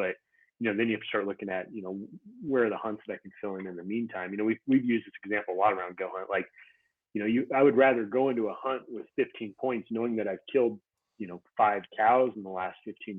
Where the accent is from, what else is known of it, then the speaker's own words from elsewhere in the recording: Montana, United States; I grew up in Montana, so I don't go back to Montana a lot just because I've hunted it a bunch.